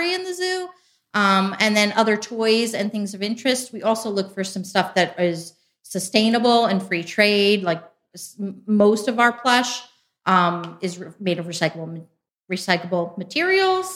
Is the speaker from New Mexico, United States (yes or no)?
no; New Jersey, United States; moved away as an adult; now in Ohio, United States; I'm originally from New Jersey.